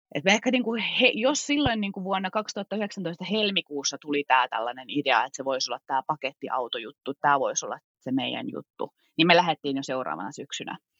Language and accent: Finnish; Kittilä, Lapland, Finland; moved away; mä olen syntynyt täällä ää, Kittilässä ja tämä on kotijoki mulle